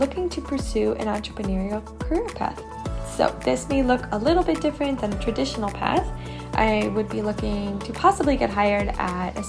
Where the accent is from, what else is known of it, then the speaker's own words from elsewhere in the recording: Buffalo, New York, United States; I am originally from Buffalo, New York